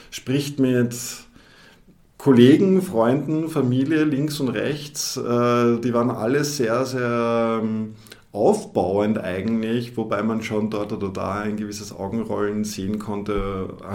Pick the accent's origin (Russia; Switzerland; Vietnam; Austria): Austria; now in Düsseldorf, Germany; ich ähm, bereue keine Sekunde die Entscheidung nach Düsseldorf gegangen sind. Gerade als Österreicher hat man ja oftmals so die Idee, das große Deutschland, das ist ja eh quasi wie Österreich